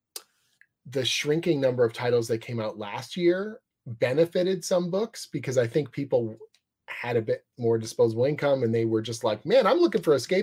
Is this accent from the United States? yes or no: no; Canada; I'm Canadian